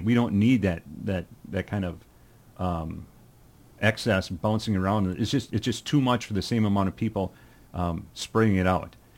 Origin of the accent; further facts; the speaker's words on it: Rochester, Minnesota, United States; also born or lived in Lonsdale, Minnesota; I had such a wonderful, um, childhood when I was growing up in Rochester